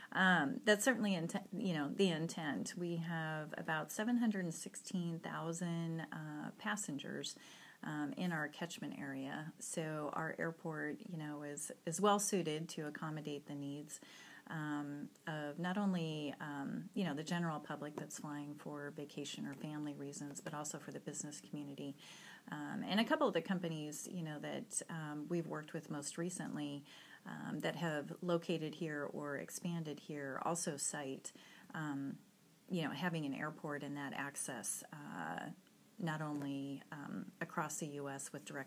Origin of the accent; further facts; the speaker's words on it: Arizona, United States; now in Missouri, United States; And I moved here 4 years ago. I came from Arizona